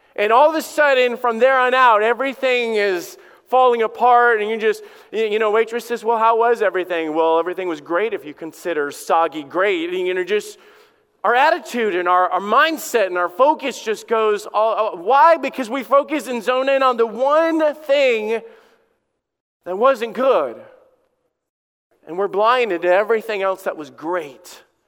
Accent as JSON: {"language": "English", "region": "Alabama", "country": "United States", "tie": "born or raised there", "said": "I grew up in Alabama."}